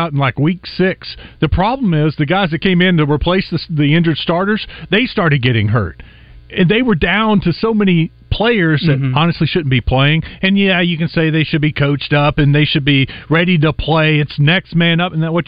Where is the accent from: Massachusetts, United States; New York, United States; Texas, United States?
Texas, United States; hometown about 20 minutes from Tyler, high school rival of White House; grew up 20 minutes from my hometown. That was one of our high school rivals. We played White House every year